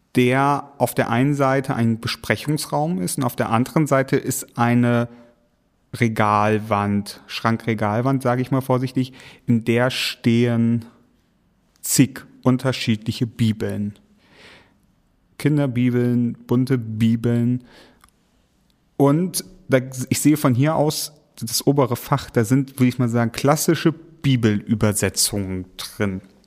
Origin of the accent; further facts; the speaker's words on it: East Frisia, Lower Saxony, Germany; Ich komme aus Ostfriesland